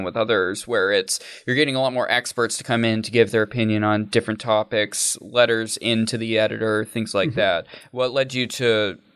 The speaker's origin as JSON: {"language": "English", "region": "Central Maine", "country": "United States", "tie": "born or raised there", "said": "I grew up in Central Maine"}